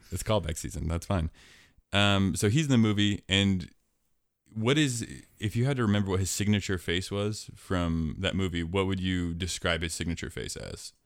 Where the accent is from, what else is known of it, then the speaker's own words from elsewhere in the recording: Portland, Oregon, United States; I was born in Portland. That's my hometown